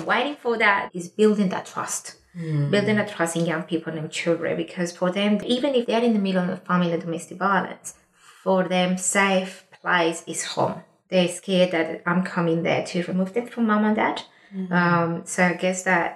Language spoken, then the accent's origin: English; Colombia; now in Australia; I'm an Indigenous woman from Colombia